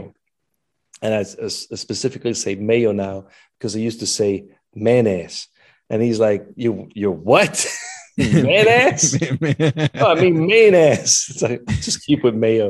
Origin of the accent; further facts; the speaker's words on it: Switzerland; now in United States; born as a Swiss, or born a Swiss and American by choice